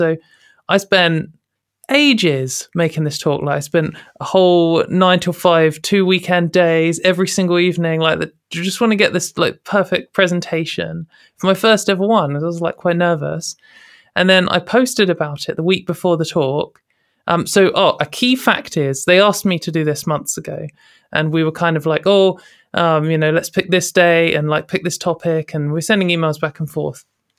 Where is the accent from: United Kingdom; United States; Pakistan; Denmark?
United Kingdom; because I guess as a British activist, I often compare myself and our situation to America